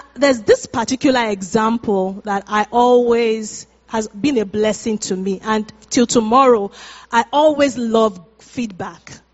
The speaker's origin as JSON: {"language": "English", "country": "Nigeria", "moved": "yes", "said": "we're Nigerians, we're from Africa"}